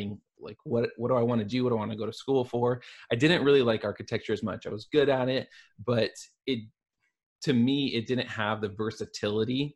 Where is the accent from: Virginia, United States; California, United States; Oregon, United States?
Oregon, United States; Portland; I'm from the Portland area. I grew up in Portland, Oregon. I'm one of the few people who's like actually a native.